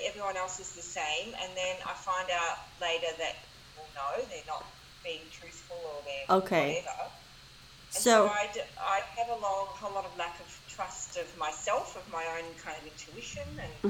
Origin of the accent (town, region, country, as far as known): Melbourne, Victoria, Australia